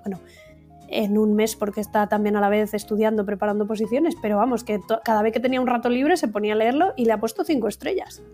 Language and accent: Spanish; Valladolid, Castile and León, Spain; muy de mi tierra, muy de Valladolid